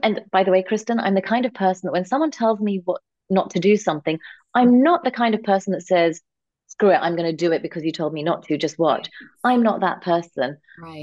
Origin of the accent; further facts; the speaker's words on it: London, United Kingdom; born and raised in London, England, to um, as part of a conservative Indian family